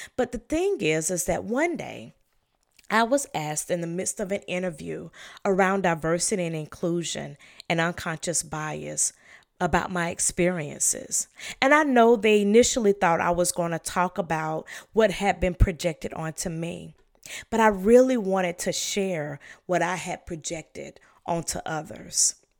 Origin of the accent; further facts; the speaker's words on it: the South, United States; I was raised in the South